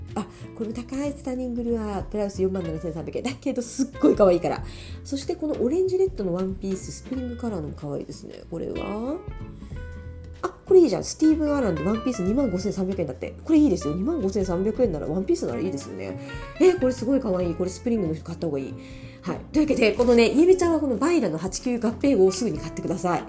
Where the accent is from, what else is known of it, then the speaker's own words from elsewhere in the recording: Miyazaki, Japan; 私もねもちろん宮崎出身